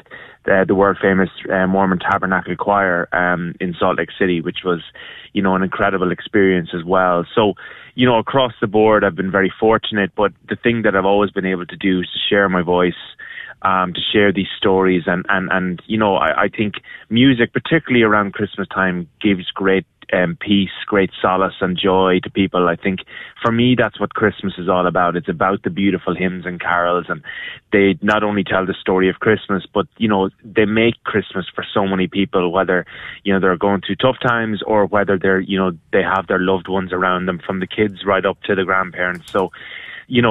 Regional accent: Ireland; moved away; growing up in Ireland on a sheep farm

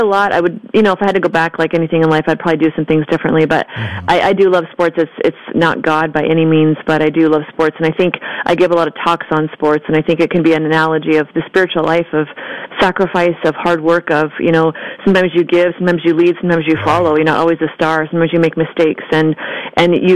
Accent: just north of Portland, Oregon, Washington, United States; also born or lived in Texas; I was born in Texas, but I was raised in Washington State, just north of Portland, Oregon, and grew up Catholic

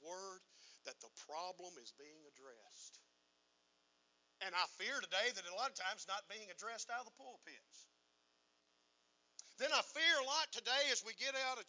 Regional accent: United States; I'm an American

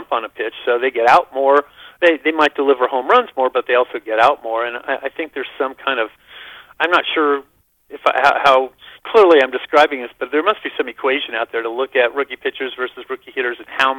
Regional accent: Berkeley, California, United States; I'm a hippie from Berkeley

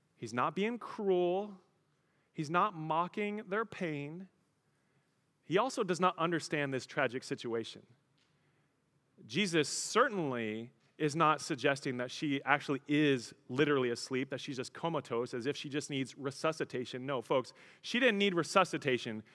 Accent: Colorado, United States; I grew up in Colorado

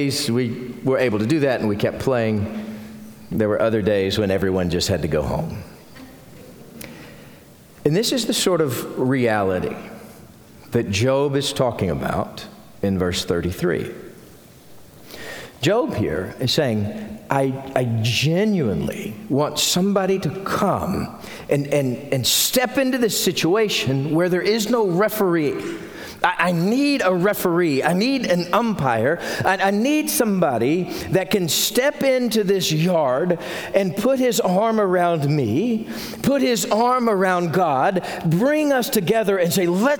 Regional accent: Carrizo Springs, Texas, United States; When I was a kid growing up in Carrizo Springs

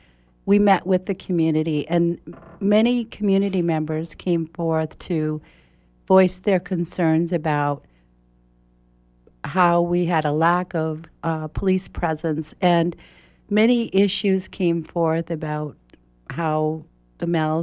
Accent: Houlton, Maine, United States; born there; I was born in Houlton, Maine, which is near the New Brunswick-Canadian border, Roosty County, and I'm the third of 10 children.

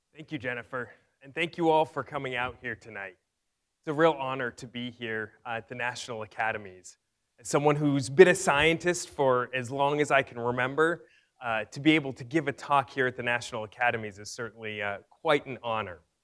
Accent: Fresno, California, United States; my hometown in Fresno, California

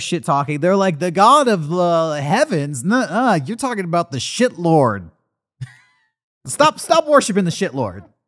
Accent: United States; I'm an American

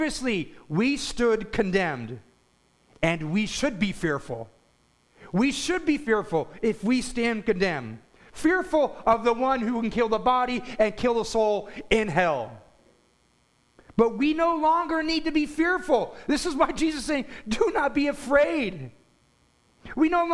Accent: United States; As Christian American Christians

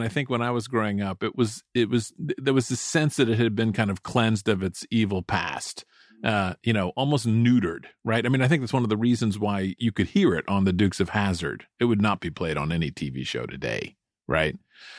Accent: Charleston, South Carolina, United States; growing up in Charleston, South Carolina

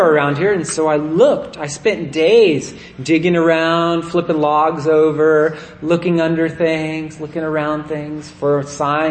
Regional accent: United States; when I was a kid, I grew up in Nevada County

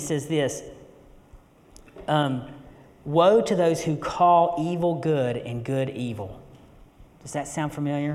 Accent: western North Carolina, United States; I grew up here. I'm originally from West North Carolina

